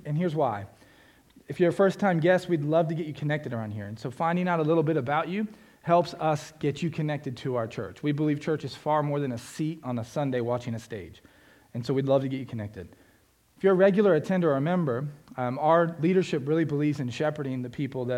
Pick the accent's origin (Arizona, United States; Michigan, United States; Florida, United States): Florida, United States; South; I grew up in South Florida on the beach